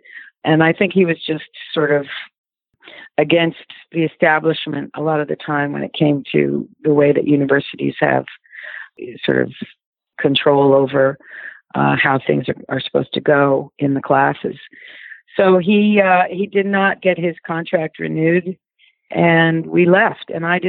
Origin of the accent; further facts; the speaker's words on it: Brooklyn, New York, United States; I'm basically from Brooklyn.